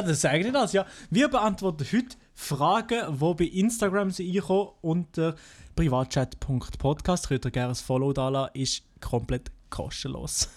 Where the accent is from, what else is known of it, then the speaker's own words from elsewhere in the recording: Fribourg, Switzerland; accent: Freiburger Dialekt; ich komme aus Freiburg und habe einen Freiburger Dialekt